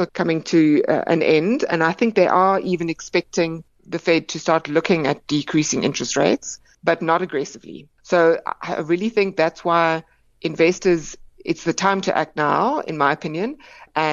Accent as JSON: {"language": "English", "country": "South Africa", "said": "as South African investors"}